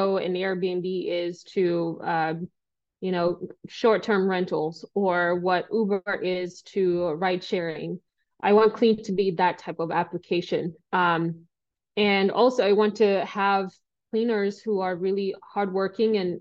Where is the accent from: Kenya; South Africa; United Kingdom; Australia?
Kenya; moved away as an adult; now in United States; I came to the US from Kenya when I was 18 years old to study math and mechanical engineering.